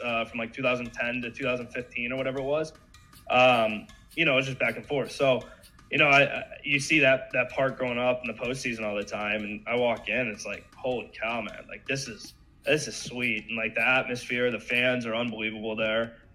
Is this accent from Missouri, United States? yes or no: yes; St. Louis, Missouri, United States; Growing up in St. Louis